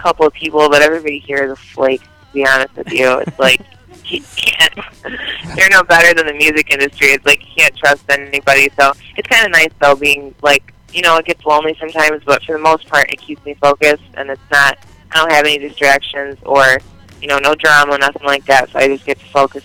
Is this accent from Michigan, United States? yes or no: yes; Detroit, Michigan, United States; moved away; that's my hometown